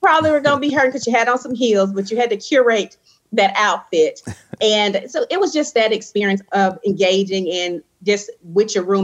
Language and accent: English; Brandon, Mississippi, United States; I selected Alcorn because I'm from Brandon, Mississippi, and the proximity from Jackson to Brandon is a little close